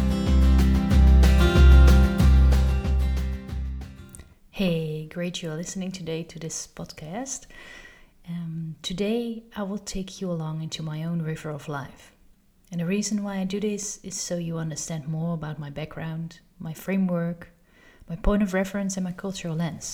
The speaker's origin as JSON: {"language": "English", "town": "Amsterdam", "region": "North Holland", "country": "Netherlands", "tie": "born or raised there", "said": "I've been born and raised in Amsterdam, in the Netherlands."}